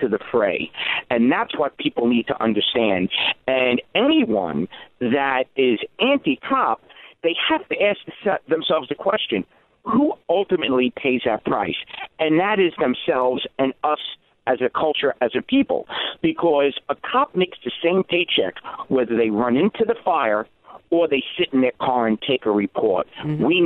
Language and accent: English; New York City, New York, United States; I grew up in the Bronx